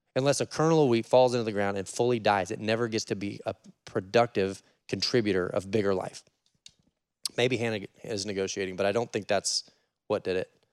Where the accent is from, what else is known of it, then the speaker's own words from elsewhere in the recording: Oregon, United States; I'm from Oregon